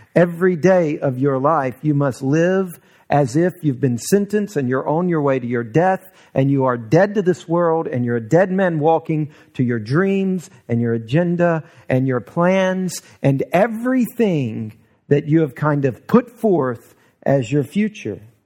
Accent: the South, United States; we grew up here in the South

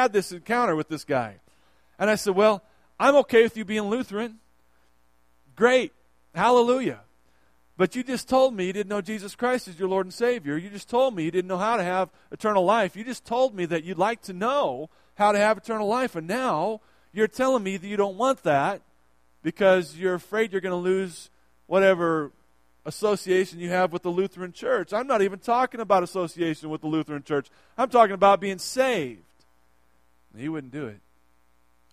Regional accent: United States; I'm from the States

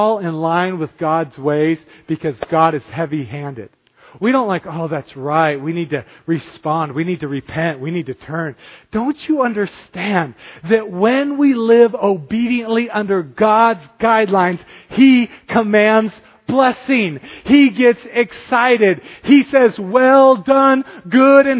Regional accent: United States; me as an American

